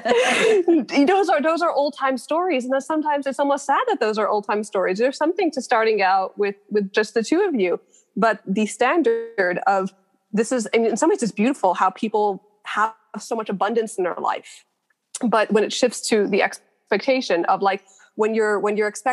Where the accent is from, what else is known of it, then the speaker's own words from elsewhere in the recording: New York City, New York, United States; I grew up in Borough Park. I went to all like the Brooklyn institutions.